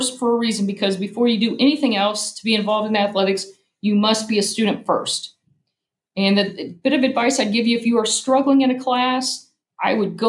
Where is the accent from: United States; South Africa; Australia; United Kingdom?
United States; Cambridge City, Indiana; moved away as an adult; now in Columbus, United States; I grew up in Cambridge City, Indiana.